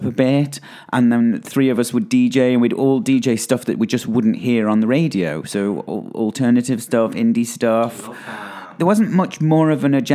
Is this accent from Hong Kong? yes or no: no; Stoke-on-Trent, West Midlands, United Kingdom; I'm from Stoke-on-Trent